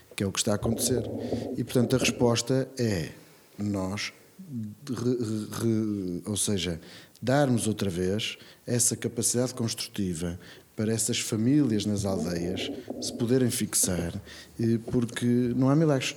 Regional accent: Braga, Norte, Portugal; A cidade onde eu cresci, onde os meus filhos nasceram

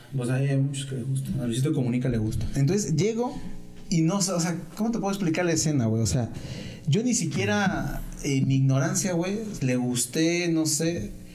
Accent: Mexico; yo soy, yo soy de México

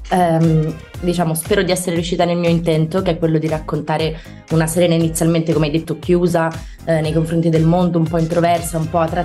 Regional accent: Milan, Lombardy, Italy; now in Rome, Italy; le persone dicono che sono una milanese un po' atipica, perché preferisco, nel senso si tratta comunque di due grandi città, però Milano è molto frenetica, no? Io preferisco, ho trovato una dimensione abbastanza tranquilla a Roma

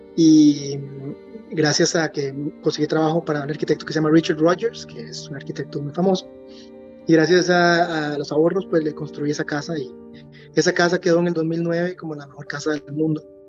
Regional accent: Costa Rica; moved away as an adult; also born or lived in United States / London, United Kingdom; estar de vuelta en mi país después de vivir bastantes años afuera

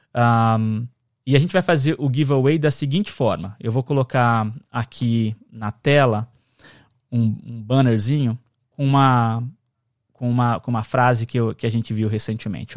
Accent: Brazil; first language Portuguese; now in United States; E a gente é brasileiro e fala português

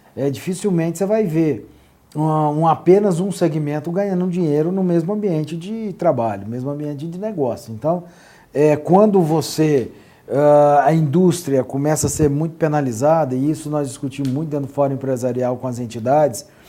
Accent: Brazil; Falo como empresário brasileiro que precisava dar continuidade aos seus negócios

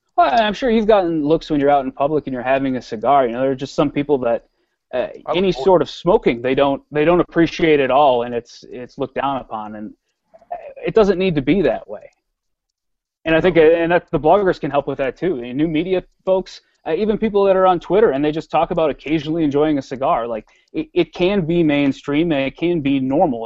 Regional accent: Wisconsin, United States; I'm a Midwesterner. I was born in Wisconsin

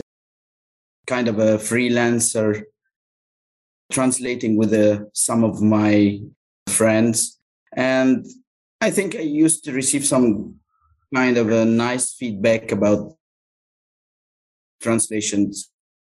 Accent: Cairo, Cairo Governorate, Egypt; first language Arabic; English is a second language; Cairo is my hometown.

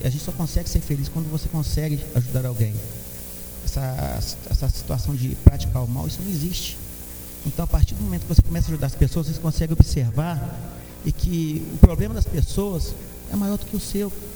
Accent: Santos Dumont, Minas Gerais, Brazil; sou natural de Santos Dumont

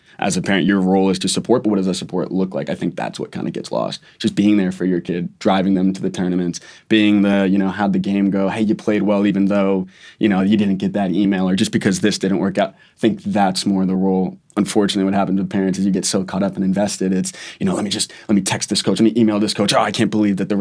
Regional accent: New England, United States; I'm from New England originally

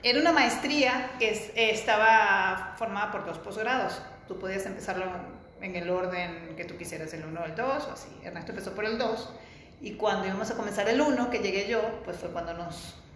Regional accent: Venezuela; moved away as an adult; also born or lived in Barcelona; Yo soy venezolana.

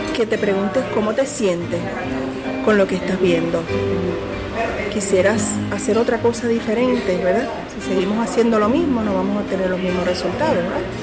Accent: Puerto Rico; nosotros como, como boricuas que estábamos aquí

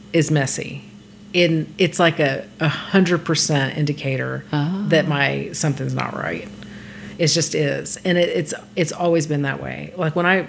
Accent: Texas, United States; now in Los Angeles, United States; Well, I'm from Texas

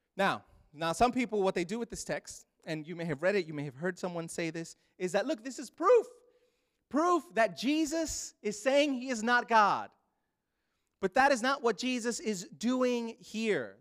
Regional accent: New York City, New York, United States; moved away; I grew up in Brooklyn, New York.

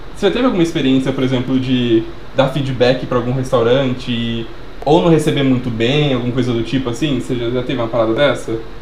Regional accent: Sumaré, São Paulo, Brazil; a gente é de Sumaré.

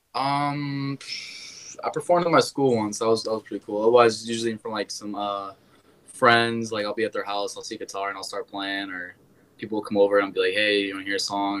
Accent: Wisconsin, United States; also born or lived in Iowa; I'm from Wisconsin

